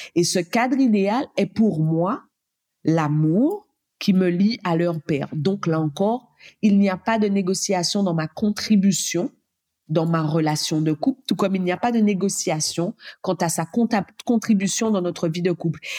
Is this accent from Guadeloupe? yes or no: yes; Guadeloupe; now in Réunion; Je suis guadeloupéenne